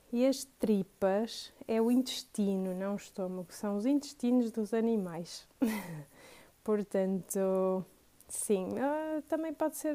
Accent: Porto, Norte, Portugal; also born or lived in Matosinhos / Vila Nova de Gaia; eu sou do Porto, moro no Porto, nasci no Porto, uh, fui criada no Porto

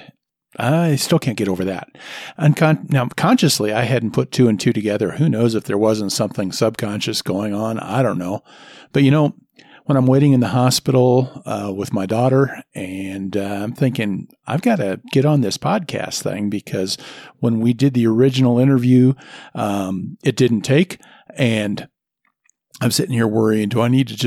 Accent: Nebraska, United States; now in Denver, United States; when I grew up in Nebraska

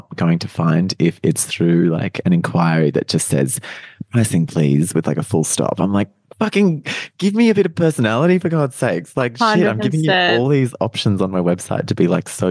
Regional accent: Australia; now in Melbourne, Australia; back near my hometown.

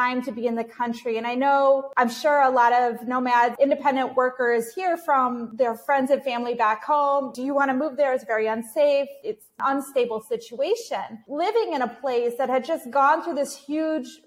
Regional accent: United States; moved away as an adult; also born or lived in Kyiv, Ukraine / Kenya; now in Carthage, Tunisia; I am American

